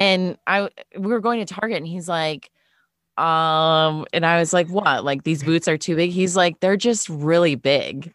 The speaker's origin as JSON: {"language": "English", "town": "Monroe", "region": "Wisconsin", "country": "United States", "tie": "born or raised there", "said": "I'm from a town called Monroe, Wisconsin."}